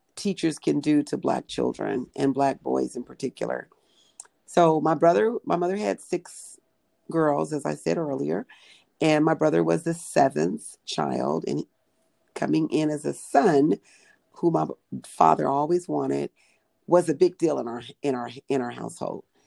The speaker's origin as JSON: {"language": "English", "town": "Pomona", "region": "California", "country": "United States", "tie": "born or raised there", "said": "I grew up in Pomona, California, 30 miles east of Los Angeles"}